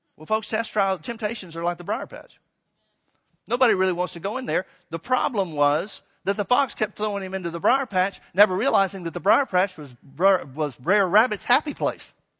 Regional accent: Alabama, United States; I grew up in Alabama

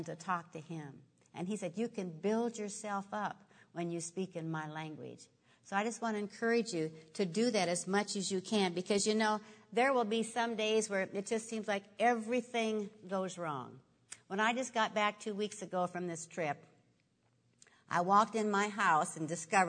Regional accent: Nebraska, United States; I grew up in Nebraska, and I used to have a big garden.

